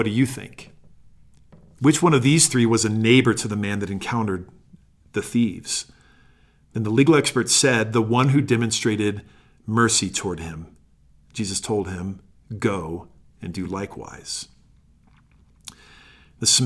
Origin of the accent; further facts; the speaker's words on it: Sandy, Utah, United States; also born or lived in Phoenix, Arizona; I grew up here in Sandy, a suburb of Salt Lake City